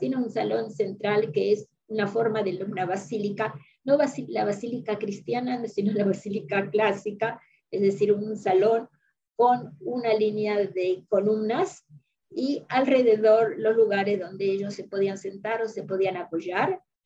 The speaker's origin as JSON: {"language": "Spanish", "country": "Argentina", "said": "los que somos de la Argentina estamos acostumbrados"}